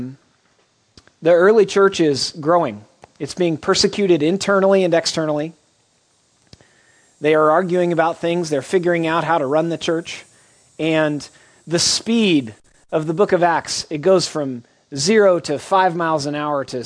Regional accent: Oklahoma, United States; A very large church in my home state of Oklahoma

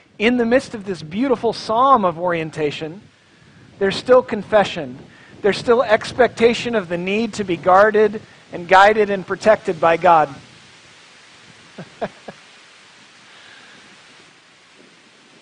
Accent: Tulsa, Oklahoma, United States; moved away; I'm from Tulsa, Oklahoma

